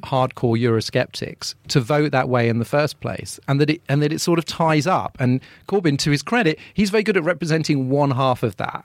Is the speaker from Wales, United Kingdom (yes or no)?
no; London, United Kingdom; as a Londoner